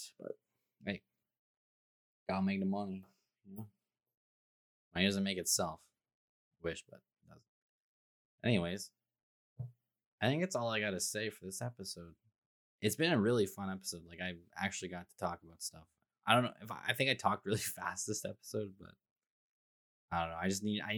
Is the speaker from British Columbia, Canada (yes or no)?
no; Toronto, Ontario, Canada; I'm from Toronto